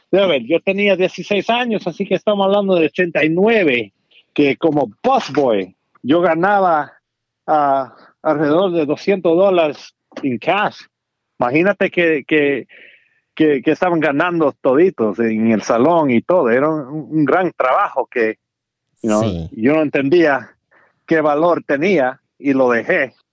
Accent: Dominican Republic; no crecimos you know, jugando pelota, porque somos dominicanos

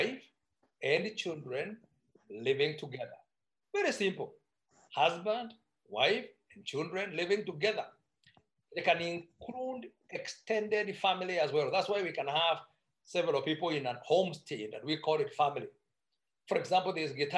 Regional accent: Meru, Meru County, Kenya; I come from Meru, that I can need to be specific. And our culture is very much for pro-family

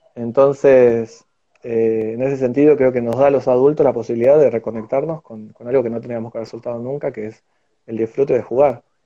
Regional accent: Argentina; somos argentinos

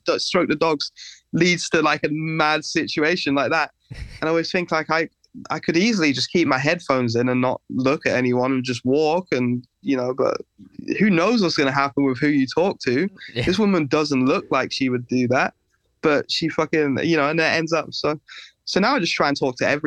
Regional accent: England, United Kingdom; growing up in England

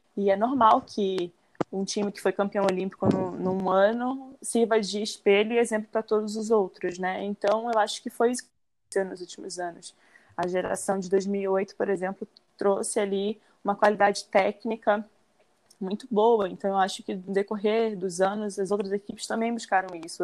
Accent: Belém, Pará, Brazil; moved away; eu comecei com de seis para sete anos por influência do meu pai aqui em Belém, que eu sou natural daqui de Belém, do Pará.

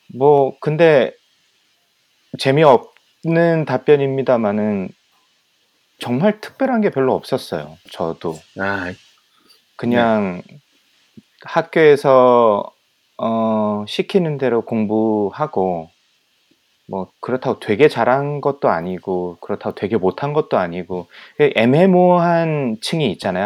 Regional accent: Ulsan, South Korea; also born or lived in Geoje / Busan; 계속 이제 울산에서 자라왔고 음. 뭐 거제도에서 좀 살았고

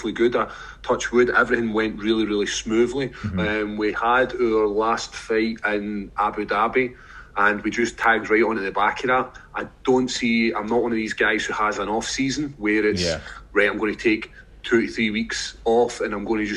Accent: Scotland, United Kingdom; We're Scottish

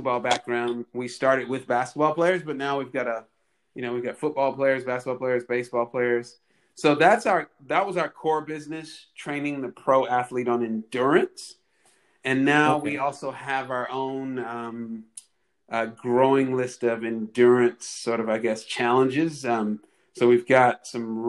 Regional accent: California, United States; moved away as an adult; also born or lived in New Orleans, Louisiana / New Hampshire; now in Victoria, Australia; I was born in New Orleans and grew up as a kid in California. So I went to grade school and high school in California

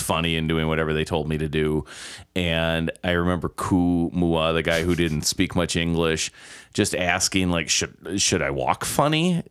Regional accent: Milwaukee, Wisconsin, United States; Born and raised in Milwaukee on the southwest side of town

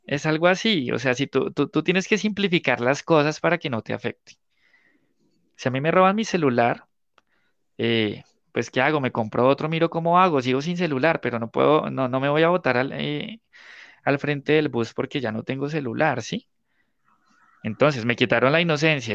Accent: Guaduas, Cundinamarca, Colombia; also born or lived in Bogotá / La Dorada; yo nací en Bogotá, pero estudié toda la vida de adolescente, bueno, toda la parte de preadolescente y adolescente en Guaduas

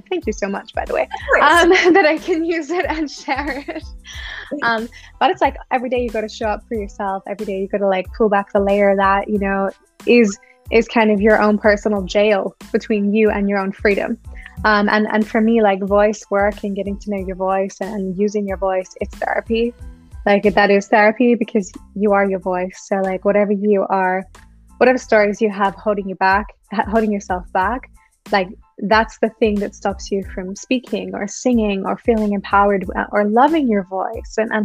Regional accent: Australia; now in Germany; I grew up in Australia, so I'm an Australian. I grew up at the beach in some warmer weather than what we have here in Germany.

